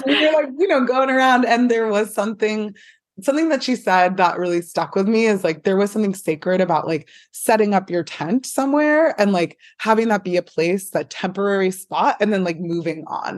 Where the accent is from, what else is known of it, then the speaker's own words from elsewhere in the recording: San Francisco, California, United States; also born or lived in Portland; I grew up here in San Francisco